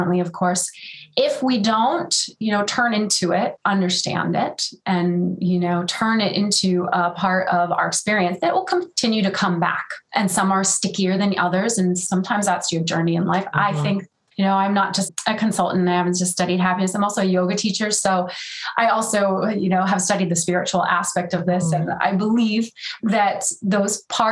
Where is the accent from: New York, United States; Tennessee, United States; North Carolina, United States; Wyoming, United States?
New York, United States; now in California, United States; I am in California, but I'm a New Yorker at heart